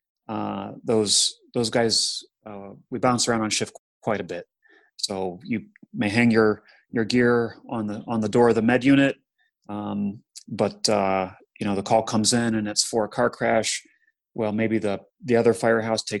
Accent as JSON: {"language": "English", "town": "Kent", "region": "Ohio", "country": "United States", "tie": "born or raised there", "said": "my hometown of Kent, Ohio"}